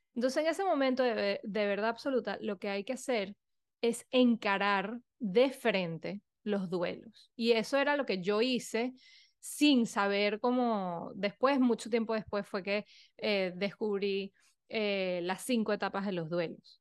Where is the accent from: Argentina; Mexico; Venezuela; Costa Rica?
Venezuela; moved away as an adult; also born or lived in Europe / New York, United States; soy venezolana, eh, fui un poco nómada, que viví un poco por todos lados apenas me gradué del colegio